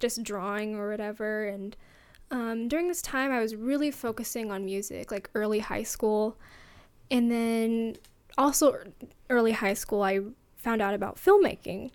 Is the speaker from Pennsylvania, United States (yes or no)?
no; Fort Worth, Texas, United States; also born or lived in Seattle, Washington; I grew up in Texas in Fort Worth. That's near Dallas, and I we lived there for about ten years, and so that's where a lot of my childhood was